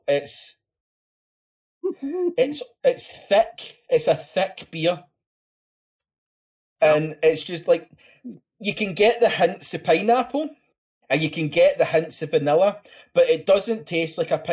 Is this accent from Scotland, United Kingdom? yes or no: yes; Scotland, United Kingdom; I'm Scottish